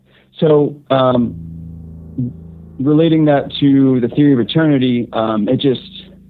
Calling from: Central Virginia, United States; I am calling from Central Virginia.

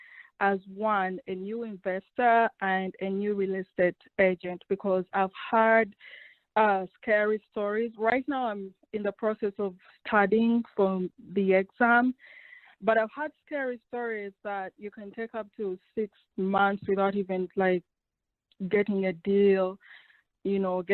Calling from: Austin, Texas, United States; I'm calling from Austin, Texas

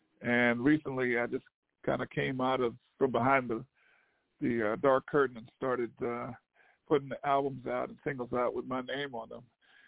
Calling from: Southern New Jersey, United States; I'm calling from New Jersey.

